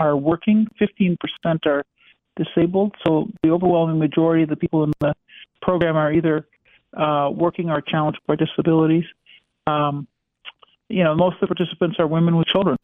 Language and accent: English; Minnesota, United States; now in Chicago, United States; from my home state of Minnesota